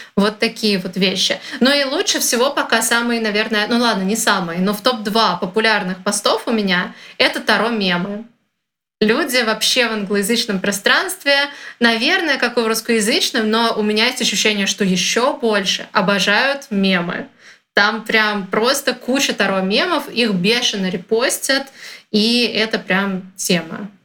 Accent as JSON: {"language": "Russian", "country": "Russia", "said": "я из России"}